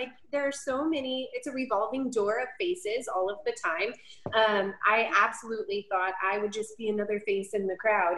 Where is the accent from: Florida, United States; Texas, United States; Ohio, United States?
Texas, United States; Dallas; moved away as an adult; now in College Station, United States; we moved here from the Dallas-Fort Worth area where I have lived my entire life and all of my family is still there